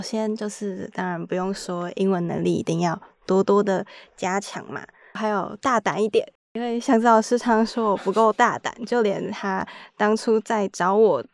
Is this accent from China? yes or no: no; Taiwan; 我来自台湾